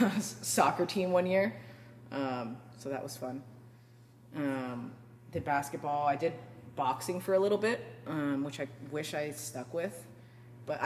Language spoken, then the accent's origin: English; Marin County, California, United States; I grew up in Marin